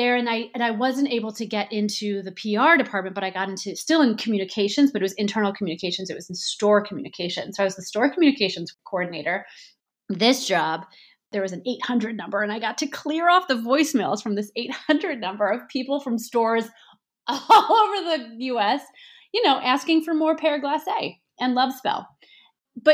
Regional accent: St. Louis, Missouri, United States; moved away as an adult; also born or lived in Ohio / New York City; I grew up in St. Louis, Missouri.

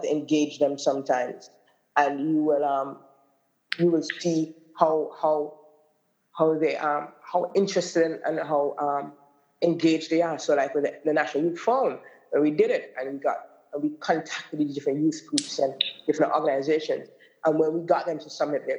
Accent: Grays Farm, Saint John, Antigua & Barbuda; I'm from the Grace Green community. I was born and raised on Grace Farm for most of my life until my 20s

